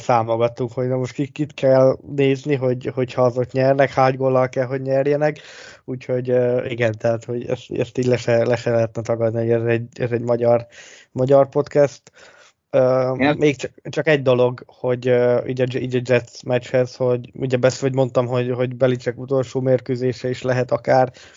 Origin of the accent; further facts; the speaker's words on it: Hungary; hogy le se tagadhatnánk, hogy magyarok vagyunk